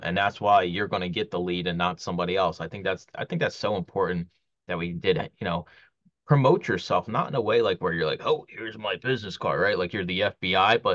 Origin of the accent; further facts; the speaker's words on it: Philadelphia, Pennsylvania, United States; When I used to do flea markets growing up in Philly